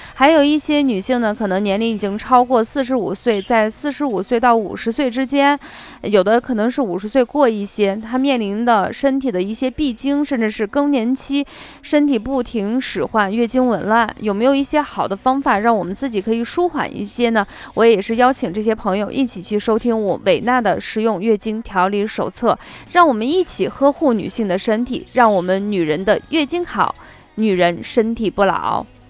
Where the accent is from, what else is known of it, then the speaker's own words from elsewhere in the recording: Shaanxi, China; accent: Shaanxi dialect; 我们陕西方言